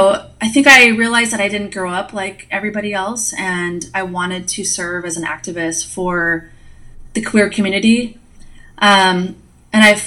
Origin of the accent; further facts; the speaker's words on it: Billings, Montana, United States; I'm from Billings, Montana